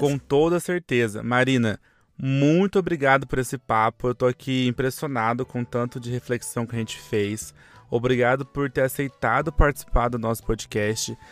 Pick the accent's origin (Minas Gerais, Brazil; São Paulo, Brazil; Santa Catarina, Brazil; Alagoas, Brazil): São Paulo, Brazil; São José dos Campos; now in São Paulo, Brazil; Eu, por exemplo, sou de São José dos Campos